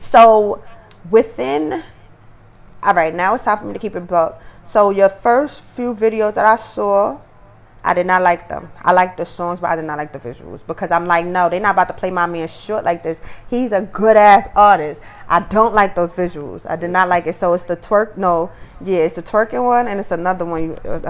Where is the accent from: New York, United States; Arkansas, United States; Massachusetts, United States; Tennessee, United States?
New York, United States; New York City; I'm from Brooklyn